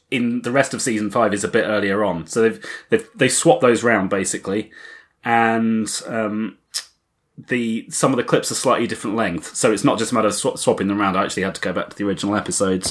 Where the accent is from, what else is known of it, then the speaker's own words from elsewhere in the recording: United Kingdom; a Brit who was 12 at the time